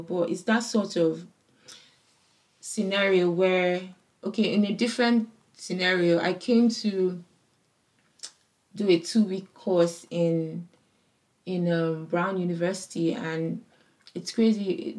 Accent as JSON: {"language": "English", "country": "Nigeria", "said": "I'm African, I come from Nigeria"}